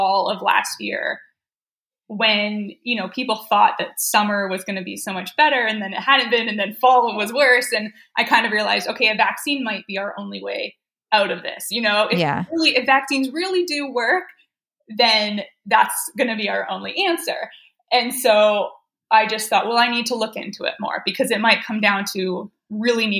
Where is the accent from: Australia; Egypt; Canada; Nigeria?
Canada; moved away as an adult; now in United States; In Canada, actually. I grew up in Canada.